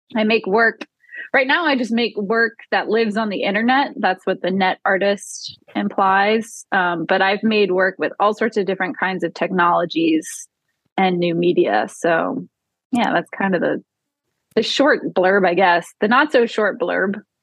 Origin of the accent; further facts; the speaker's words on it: New Orleans, Louisiana, United States; growing up in New Orleans after Hurricane